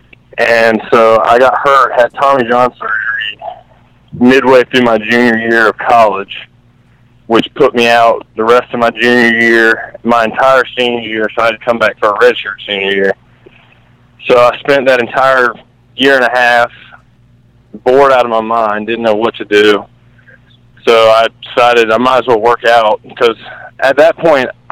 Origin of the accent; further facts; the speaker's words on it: North Carolina, United States; I'm from North Carolina